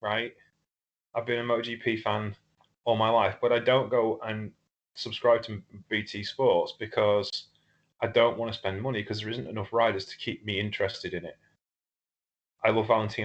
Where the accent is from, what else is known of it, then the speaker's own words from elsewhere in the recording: Lincolnshire, East Midlands, United Kingdom; I'm from Europe. I'm from Lincolnshire.